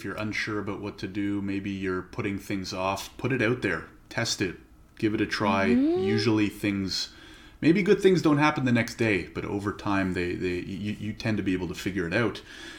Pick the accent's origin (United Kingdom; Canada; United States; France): Canada; I'm actually a Canadian lawyer myself